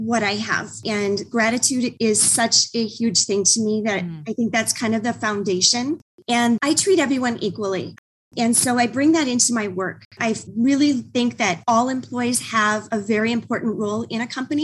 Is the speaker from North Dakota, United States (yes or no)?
yes; North Dakota, United States; I'm born and raised in North Dakota and went to school up there